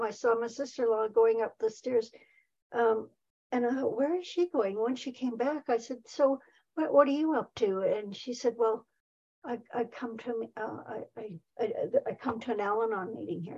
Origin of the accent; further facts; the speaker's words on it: Saskatoon, Saskatchewan, Canada; moved away as an adult; also born or lived in Nelson, British Columbia; now in near Nelson, Canada; was back in Saskatoon.